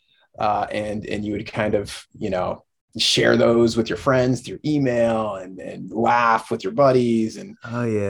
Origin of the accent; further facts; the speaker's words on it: Indiana, United States; moved away as an adult; also born or lived in Dayton, Ohio / Dominican Republic; I was born and raised in Indiana